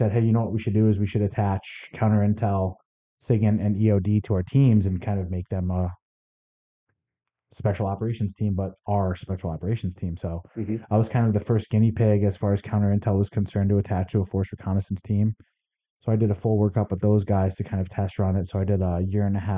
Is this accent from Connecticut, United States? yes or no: yes; Connecticut, United States; moved away as an adult; now in Arizona, United States; I was 16 and a half when September 11th happened, growing up in Connecticut